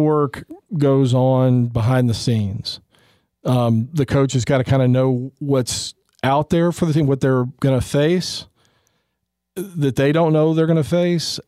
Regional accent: Texas, United States; I'm from Texas

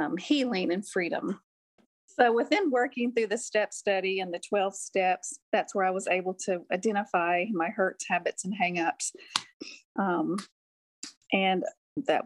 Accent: Clarksville, United States; I'm from Clarksville. Been here pretty much my whole entire life, except for when I went away to nursing school

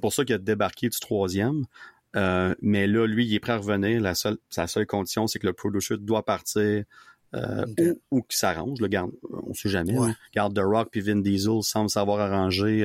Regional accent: Gatineau, Quebec, Canada; moved away as an adult; now in Ottawa, Canada; je, vis à Ottawa, mais je viens de Gatineau avant ça, mais là, je vis à Ottawa, ça fait 10 ans

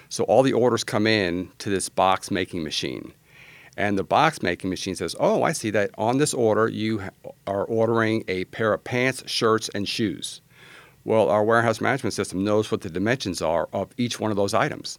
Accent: New York, United States; also born or lived in Virginia / San Antonio, Texas; now in Austin, United States; I was born in New York

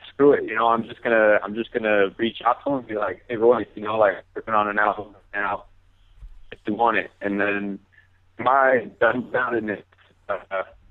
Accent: Bay Area, California, United States; moved away as an adult; now in Arizona, United States; I'm from the Bay Area, but right now I go to Arizona State

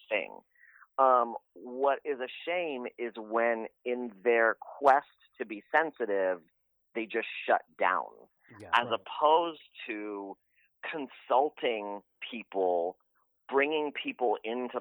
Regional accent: San Francisco, California, United States; I'm Persian American, born and raised in San Francisco.

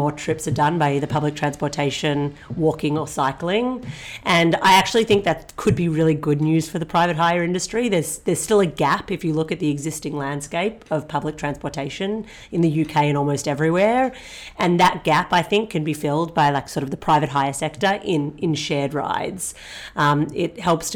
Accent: Australia; moved away as an adult; also born or lived in United States / Singapore; I'm originally Australian

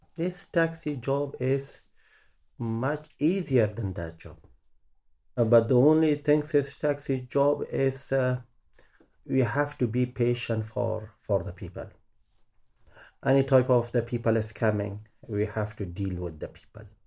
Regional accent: Kabul, Afghanistan; accent: Afghan; English is a second language; moved away as an adult; now in London, United Kingdom; is a place which is I'm born

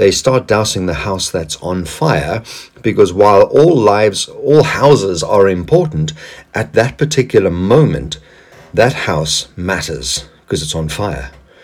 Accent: South Africa; moved away; my past as a South African, where I lived under the apartheid regime

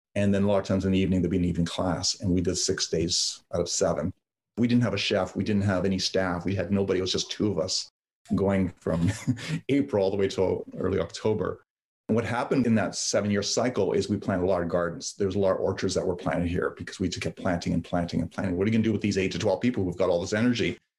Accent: London, Ontario, Canada; English is a second language; also born or lived in Yugoslavia; I grew up in London, Ontario

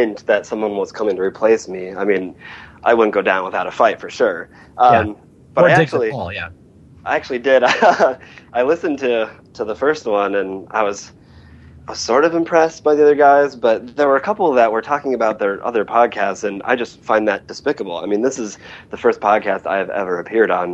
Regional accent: Wisconsin, United States; also born or lived in Portland, Oregon; now in Brooklyn, United States; I am originally from Wisconsin

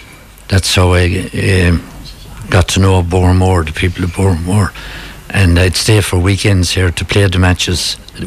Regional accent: Athlone, Leinster, Ireland; moved away as an adult; now in Galway, Ireland; I'm an Athlone man.

